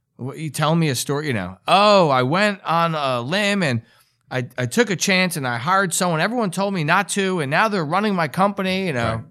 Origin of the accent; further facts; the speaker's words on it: New York, United States; I'm from New York, and it's kinda the way we talk